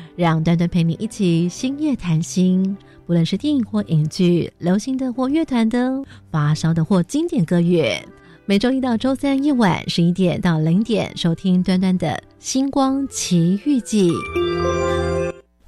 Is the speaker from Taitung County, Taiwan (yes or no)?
yes; Taitung, Taitung County, Taiwan; 我是来自台东的